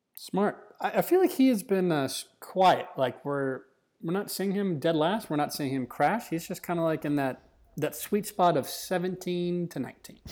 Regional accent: United States; as Americans

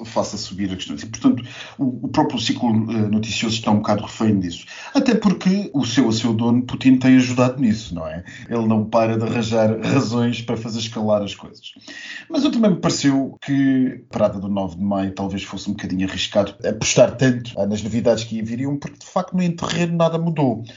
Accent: Portugal

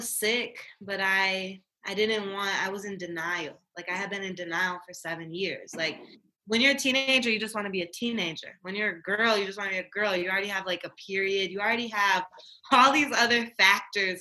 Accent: Inkster, Michigan, United States; moved away; I'm originally from Inkster, Michigan

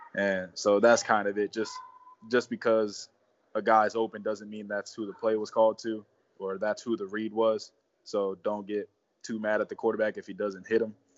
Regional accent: South Florida, United States; moved away as an adult; also born or lived in Mount Union; growing up in South Florida

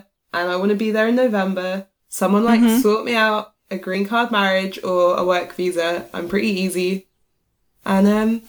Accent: United Kingdom

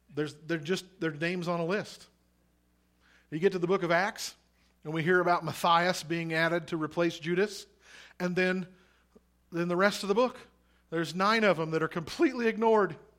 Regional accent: Missouri, United States; now in Oregon, United States; I'm from Missouri originally, but my mom is from Nebraska

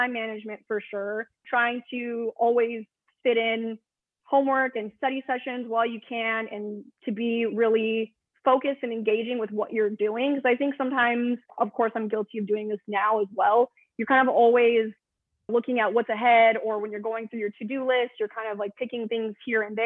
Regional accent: Burbank, California, United States; also born or lived in Arizona; I grew up in Burbank, which is, you know, the city of where all the studios are

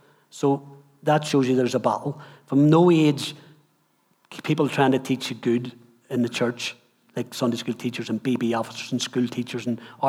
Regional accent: Dundalk, Leinster, Ireland; also born or lived in Highfield; So I grew up in Highfield. My mum wanted to take us away from the trouble because it was getting so bad, and so she moved us back to God's country in Dundalk. And so we lived in Dundalk then from about 10...

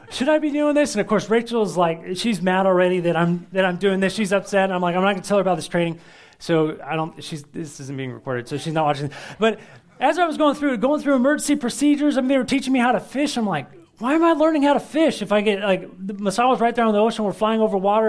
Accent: United States; We're, we're Americans

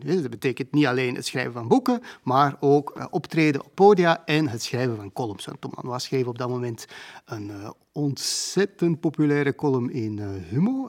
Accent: Antwerp, Flanders, Belgium; ben wel in Antwerpen geboren en ik heb er heel mijn leven gewoond.

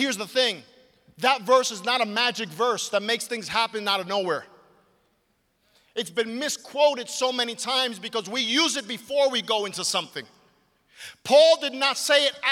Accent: New York City, New York, United States; I grew up in Brooklyn, New York

